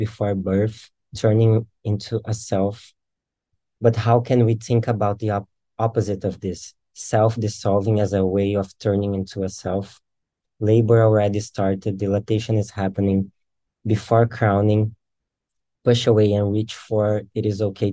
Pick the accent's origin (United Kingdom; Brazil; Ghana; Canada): Brazil; very south of Brazil, southern Brazil; I'm from Brazil and in the very south of Brazil